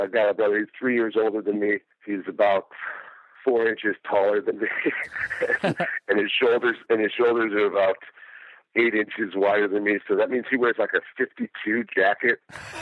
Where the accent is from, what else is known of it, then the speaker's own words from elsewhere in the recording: Detroit, Michigan, United States; Growing up in Detroit with my brother, it was pretty interesting. I mean, I lived in Highland Park, and Highland Park, dominantly black neighborhood.